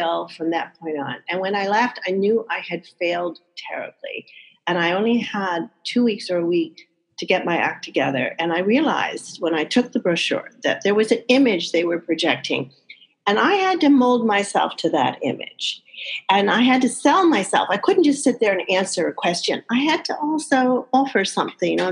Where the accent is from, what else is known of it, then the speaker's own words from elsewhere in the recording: Arizona, United States; moved away as an adult; also born or lived in Minnesota; now in New York, United States; I was born in Minnesota, and I grew up in Arizona